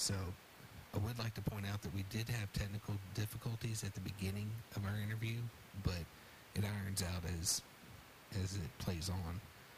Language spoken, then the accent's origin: English; Houston, Texas, United States; now in Bell County, United States; I grew up in Houston.